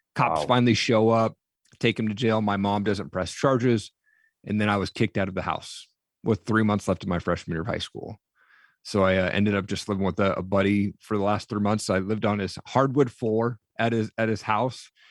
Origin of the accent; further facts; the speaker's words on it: Eastern Washington, United States; I grew up in Eastern Washington.